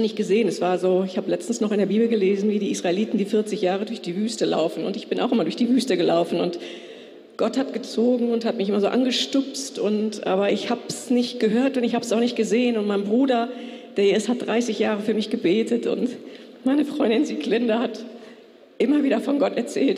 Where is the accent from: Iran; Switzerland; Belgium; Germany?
Iran; German is a second language; moved away; ich komme aus dem Iran und äh, mein Deutsch ist nicht gut